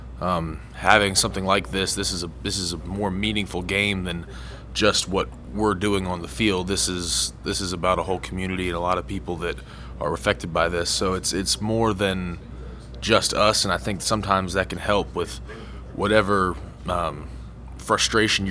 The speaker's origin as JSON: {"language": "English", "region": "Virginia", "country": "United States", "moved": "as an adult", "lives_now": "Huntington, United States", "said": "I'm from Virginia, and I'm not too far from here"}